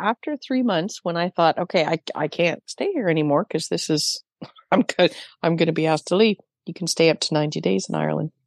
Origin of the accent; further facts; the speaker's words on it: Canada; I'm Canadian.